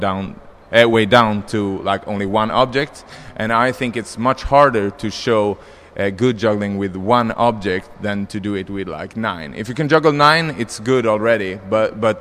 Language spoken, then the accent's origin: English; Stockholm, Stockholm County, Sweden; I'm from Stockholm, yeah. Sweden, Stockholm.